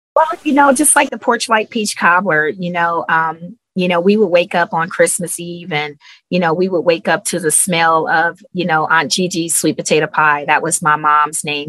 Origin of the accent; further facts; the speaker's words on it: Cleveland, Ohio, United States; moved away as an adult; I'm originally from Cleveland, Ohio.